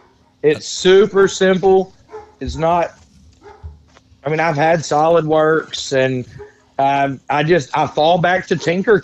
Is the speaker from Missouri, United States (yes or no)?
yes; Dexter, Missouri, United States; Dexter, Missouri.